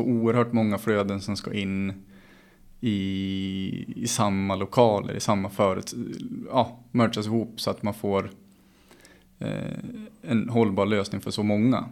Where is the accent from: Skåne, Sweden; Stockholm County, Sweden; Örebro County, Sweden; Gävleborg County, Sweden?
Gävleborg County, Sweden; Gävle; jag som Gävlebo